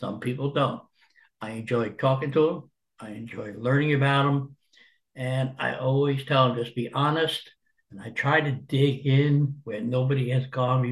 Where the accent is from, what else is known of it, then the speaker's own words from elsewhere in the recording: Jersey City, New Jersey, United States; moved away as an adult; also born or lived in Arkansas; I was born in Jersey City, New Jersey, 1950. My childhood was that bringing up of a poor family.